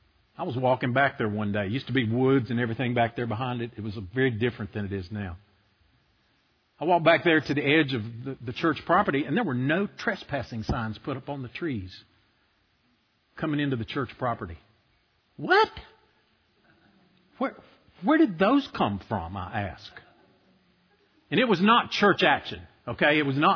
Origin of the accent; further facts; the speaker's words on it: Boone, North Carolina, United States; I was born in Boone. I was raised in Boone. You know that. There weren't very many blacks in Boone. And the ones that were there were up on the mountain. They're up on the hill there outside of downtown.